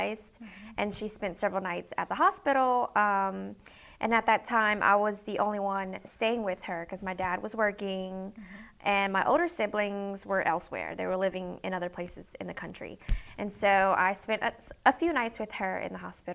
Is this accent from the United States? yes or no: yes; New Iberia, Louisiana, United States; also born or lived in Lafayette, Louisiana; I was born and raised in New Iberia, mm-hmm. south of Lafayette, about 20 minutes south of here